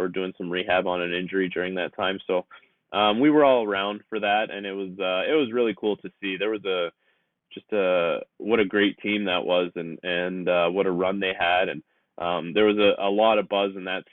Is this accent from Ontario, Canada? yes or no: yes; Toronto, Ontario, Canada; growing up in Toronto